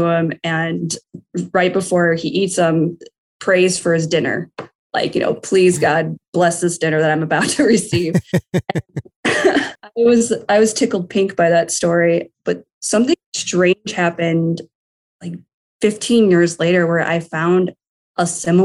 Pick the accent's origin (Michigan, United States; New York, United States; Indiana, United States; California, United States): Michigan, United States; Detroit; I am from Metro Detroit, so Michigan. Currently, I live in Livonia, Michigan.